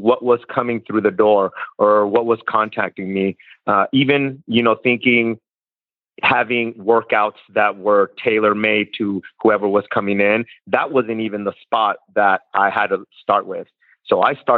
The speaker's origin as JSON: {"language": "English", "region": "California", "country": "United States", "moved": "as an adult", "lives_now": "Kentucky, United States", "said": "I'm originally from California"}